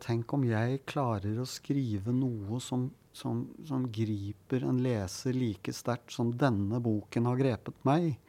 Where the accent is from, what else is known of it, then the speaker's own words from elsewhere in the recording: Oslo, Norway; Jeg hadde en eh, god barndom og ungdomstid på Grorud